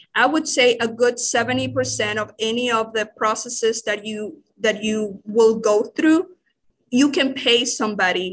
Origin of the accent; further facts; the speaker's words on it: Managua, Nicaragua; English is a second language; moved away as an adult; I grew up in, uh, the capital ciri-, city of Nicaragua